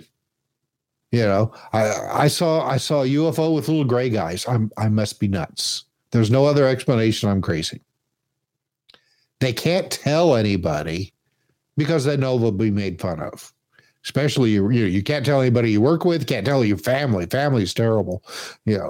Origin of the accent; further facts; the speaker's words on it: Indiana, United States; I grew up in Indiana